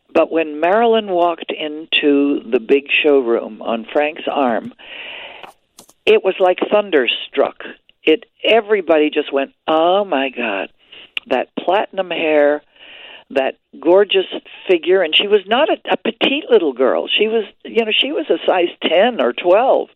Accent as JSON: {"language": "English", "region": "Quebec", "country": "Canada", "tie": "born or raised there", "moved": "yes", "said": "we're both Canadian born He's from Ontario, I'm from Quebec"}